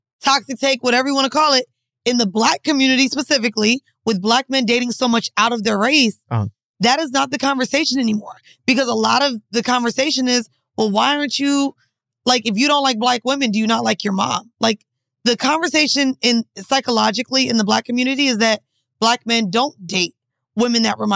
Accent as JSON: {"language": "English", "town": "Orlando", "region": "Florida", "country": "United States", "tie": "born or raised there"}